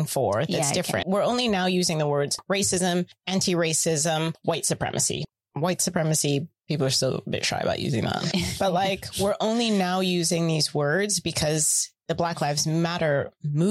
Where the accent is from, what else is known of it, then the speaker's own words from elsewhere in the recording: United States; now in London, United Kingdom; I'm American